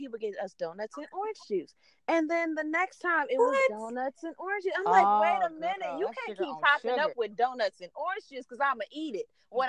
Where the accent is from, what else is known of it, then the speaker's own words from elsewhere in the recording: Oakland, California, United States; moved away as an adult; also born or lived in Hayward, California; now in Los Angeles, United States; I was born in Oakland.